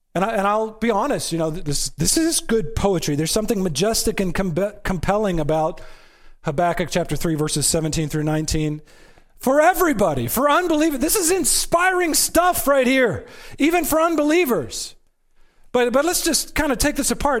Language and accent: English; United States; I am an American